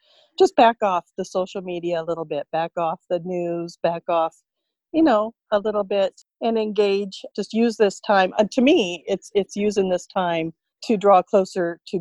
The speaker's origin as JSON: {"language": "English", "town": "Vista", "region": "California", "country": "United States", "tie": "born or raised there", "also_born_or_lived": "Riverside County, California / San Diego County, California", "moved": "as an adult", "lives_now": "McMinnville, United States", "said": "born and raised in Vista, California"}